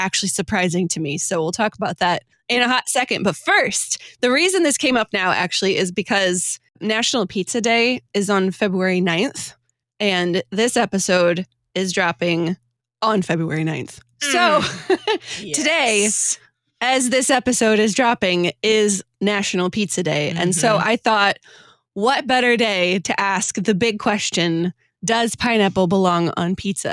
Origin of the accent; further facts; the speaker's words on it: Detroit, Michigan, United States; moved away; As I was growing up in the Detroit area